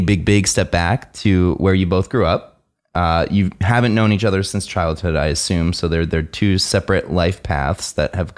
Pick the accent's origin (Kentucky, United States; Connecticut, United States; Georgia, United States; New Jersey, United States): New Jersey, United States; Oakland; I'm from New Jersey.